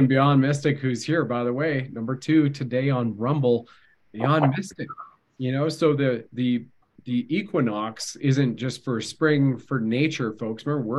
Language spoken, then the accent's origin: English; Canada; My mother's French-Canadian. I'm Canadian, right? So I can at least do the accent very easily.